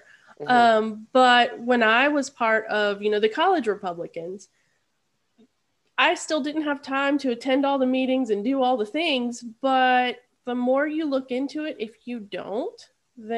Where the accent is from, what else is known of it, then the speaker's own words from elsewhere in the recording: Charlottesville, Virginia, United States; also born or lived in Harrisonburg, Virginia; I grew up in Charlottesville. So I moved here in fourth grade.